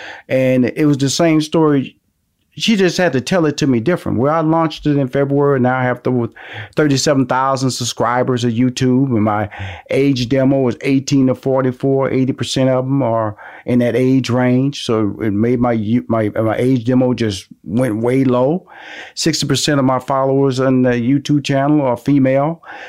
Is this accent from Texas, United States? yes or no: yes; Houston, Texas, United States; I'm from Houston.